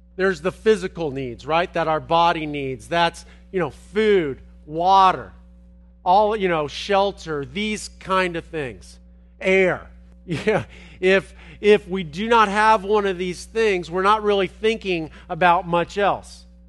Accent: Los Angeles, California, United States; moved away; I'm from Los Angeles

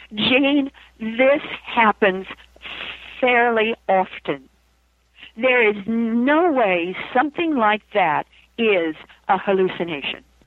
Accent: Idaho, United States; I come from Idaho.

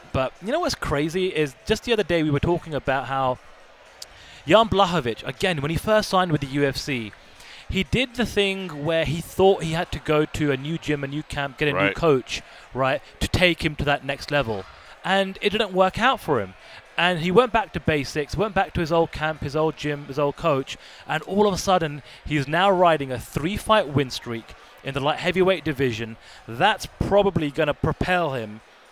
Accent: London, United Kingdom; being a Londoner as well

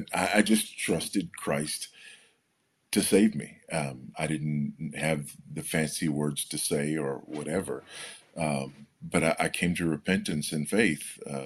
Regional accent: Los Angeles, California, United States; Well, I grew up in Los Angeles, California, on a fault line, and experienced a couple of earthquakes in my day.

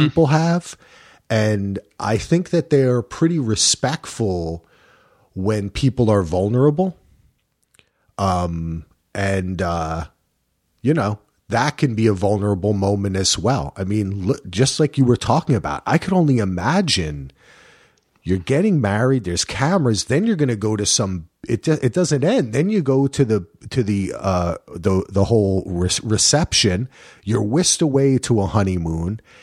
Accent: New Jersey, United States; I'm from Jersey

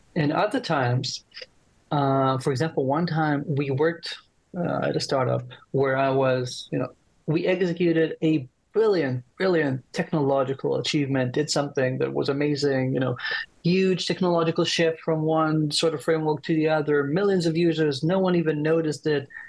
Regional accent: Israel; I'm from Israel

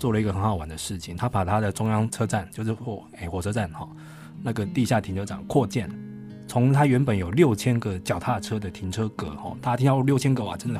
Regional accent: Kaohsiung, Taiwan; 第二个有捷运的城市是高雄哦，我的我的故乡这样子。

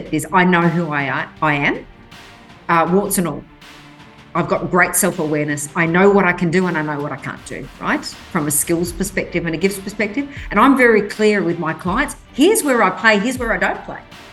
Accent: Western Australia, Australia; English is a second language; Grew up in Western Australia

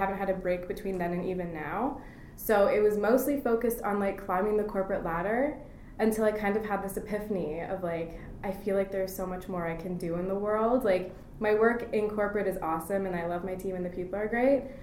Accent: Burlington, Ontario, Canada; also born or lived in United States / Basel, Switzerland / Toronto; I was born in the States. My childhood was in Burlington, Ontario. And then my older childhood, like teen years, were in Switzerland and Toronto.

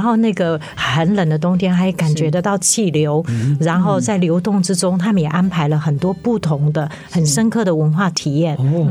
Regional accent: Wanrong, Hualien County, Taiwan; 我是出生在那个花莲县万荣乡马远村

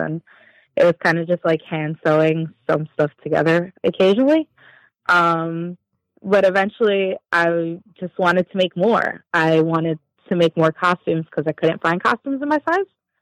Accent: New York, United States; I'm from New York

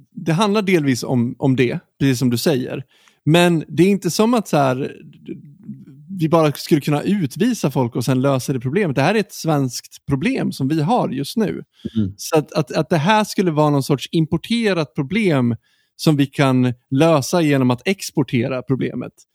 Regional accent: Sweden; vi som svenskar

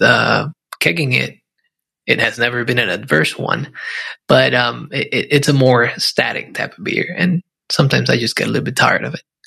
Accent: Puerto Rico; I grew up in Puerto Rico

